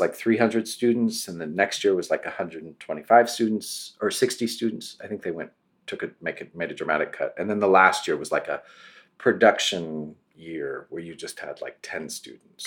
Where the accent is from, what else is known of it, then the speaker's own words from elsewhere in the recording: between Sacramento and Tahoe, California, United States; also born or lived in Los Angeles; I grew up in California with some horses uh, in between Sacramento and Tahoe, a tiny little community